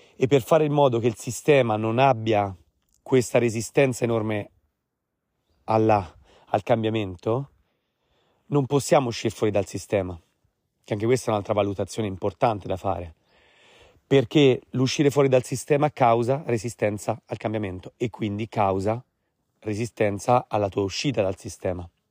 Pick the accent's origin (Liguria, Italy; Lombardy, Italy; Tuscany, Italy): Tuscany, Italy; Tuscan Apennines; Io sono cresciuto, malgrado sono di origini romane, sono cresciuto nell'Appennino toscano, in mezzo alle montagne